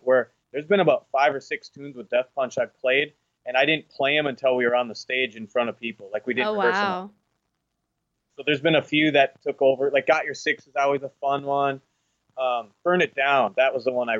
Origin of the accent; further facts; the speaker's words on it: Minnesota, United States; my home state here